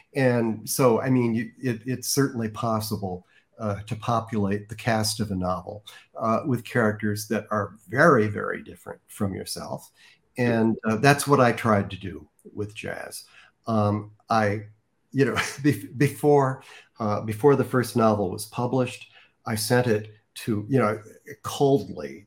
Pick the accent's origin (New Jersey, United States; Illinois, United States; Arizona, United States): Illinois, United States; Chicago; moved away as an adult; now in Rancho Mirage, United States; as a Midwesterner uh, from the Chicago area.